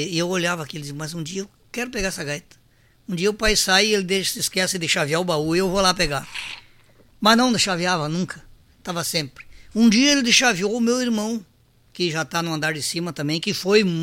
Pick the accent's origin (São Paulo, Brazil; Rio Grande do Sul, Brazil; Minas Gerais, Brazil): Rio Grande do Sul, Brazil; Caibaté; Então eu, eu me, me sinto filho de São Luís, mas a minha terra natal é Caibaté.